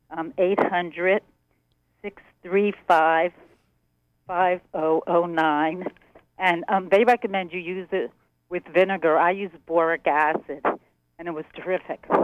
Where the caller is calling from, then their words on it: Monroe, Maine, United States; I was calling from Monroe